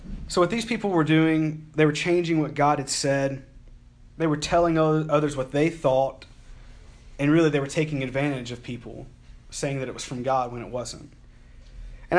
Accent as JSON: {"language": "English", "region": "Alabama", "country": "United States", "said": "I'm from Alabama"}